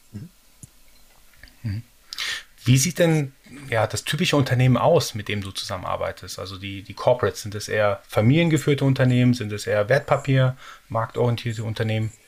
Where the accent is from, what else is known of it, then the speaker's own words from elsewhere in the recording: Baden-Württemberg, Germany; bei uns in Baden-Württemberg